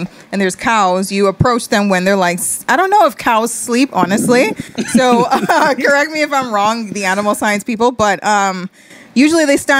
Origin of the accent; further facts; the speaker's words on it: Nassau, New Providence, Bahamas; Born and raised, Fox Hill gal.